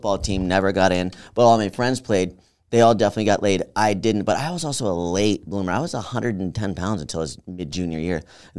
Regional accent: Albany, New York, United States; Upstate New York.

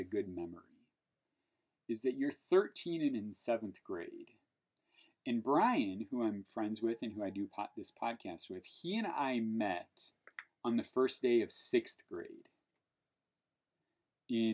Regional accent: Portage, United States; We grew up in Portage

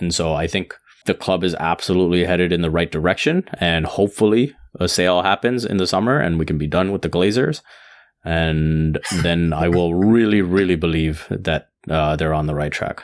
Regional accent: India; being Indian

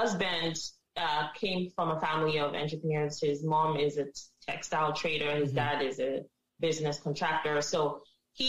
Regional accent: Nigeria; now in Canada; as Africans, as Nigerians

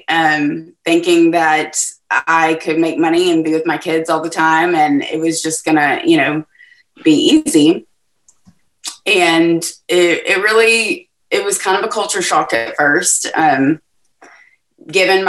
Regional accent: Texas, United States; So I'm from Texas. I am in Southeast Texas, which is in between Houston and Lake Charles. In a town called Beaumont.

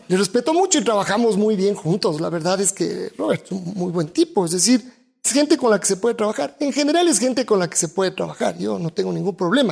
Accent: Quito, Pichincha, Ecuador; acá en Quito, somos los quiteños como somos

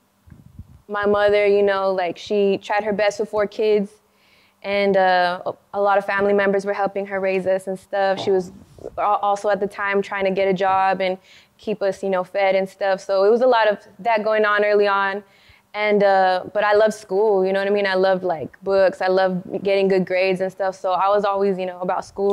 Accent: El Paso, Texas, United States; I'm from El Paso, Texas

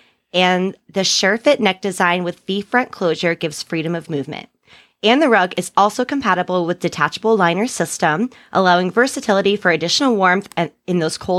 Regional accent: Ohio, United States; I'm from Ohio

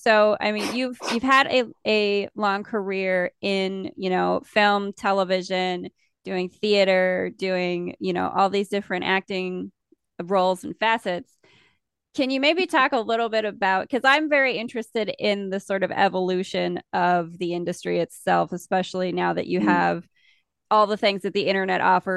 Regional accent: the Dakotas, United States; we're from the Dakotas, so we have our own little like weird accent things

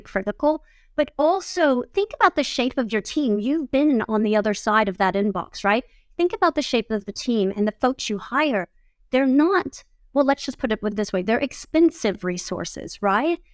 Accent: Georgia, United States; I'm from Georgia

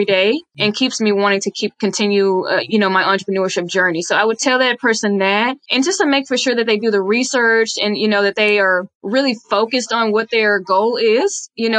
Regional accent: Dallas, Texas, United States; I am born and raised in Dallas, Texas. So I'm a real Texas girl

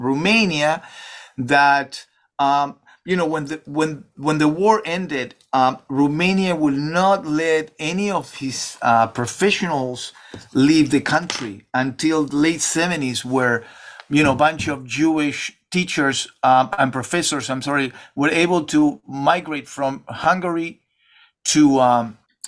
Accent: Argentina; moved away; I'm from Argentina

